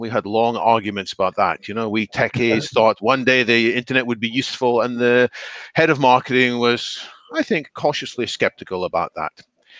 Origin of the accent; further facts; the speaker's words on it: Scotland, United Kingdom; moved away as an adult; now in Surbiton, United Kingdom; I am speaking from London suburbs in Surbiton. I grew up in a country some of you may have heard of called Scotland, but I moved to England at the age of 18.